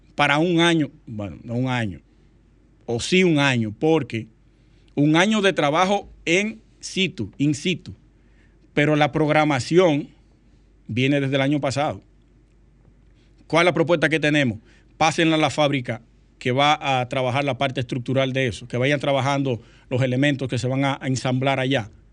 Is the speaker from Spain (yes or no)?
no; Sosúa, Puerto Plata, Dominican Republic; Sosúa, mi pueblo natal, Sosúa.